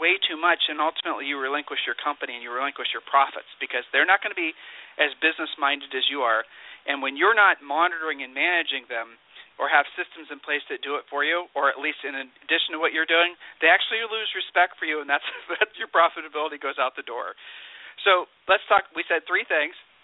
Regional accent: Ohio, United States; I'm from Ohio. And, being a Midwesterner, being a Midwesterner

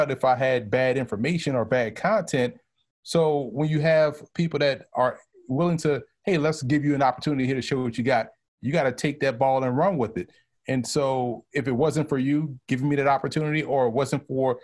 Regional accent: New Orleans, Louisiana, United States; moved away as an adult; now in New York, United States; I'm from New Orleans, and we view New Orleans how New York City views the rest of the state of New York

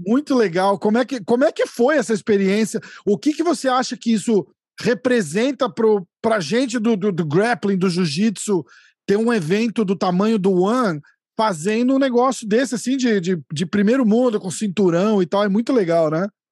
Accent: São Paulo, Brazil; also born or lived in New York, United States; now in Orlando, United States; Eu tô na Flórida, na verdade, mas eu sou de São Paulo

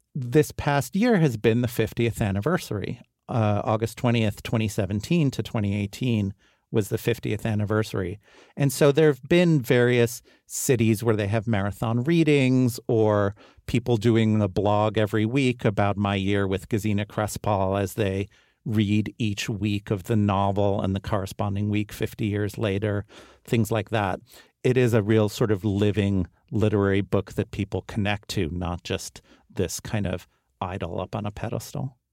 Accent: New York, United States; I grew up on Riverside Drive, three blocks away from the apartment.

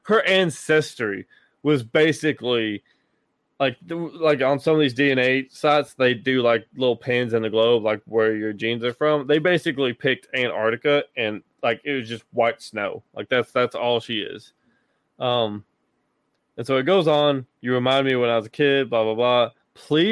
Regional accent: Tennessee, United States; my home state, Tennessee

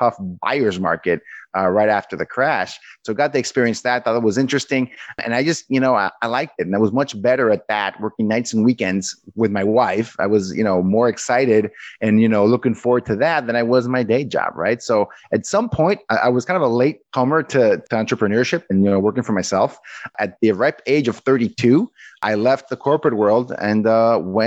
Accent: Mexico; moved away as an adult; now in United States; I'm originally from Mexico. I went to work in the U.S., early 2000s as a software engineer

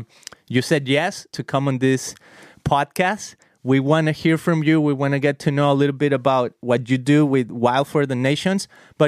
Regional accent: Guadalajara, Jalisco, Mexico; moved away as an adult; now in California, United States; I am from Guadalajara, Jalisco

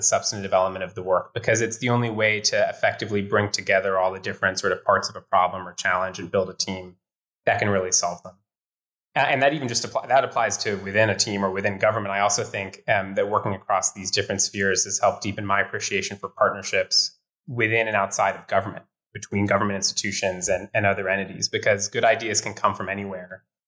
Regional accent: Ohio, United States; also born or lived in Iowa / Pennsylvania; I grew up in the Midwest. I grew up in small communities in Ohio and Iowa, and then in Western Pennsylvania, and my world had been pretty small.

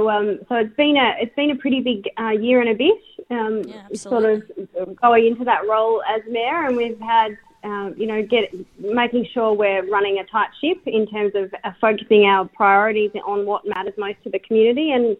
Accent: Glenorchy, Tasmania, Australia; I grew up in Glenorchy. I've spent all 38 years of my life here

